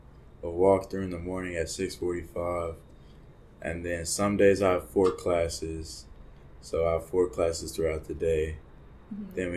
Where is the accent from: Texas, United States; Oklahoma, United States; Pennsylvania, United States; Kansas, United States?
Texas, United States; Plano; moved away; I'm from Plano, Texas.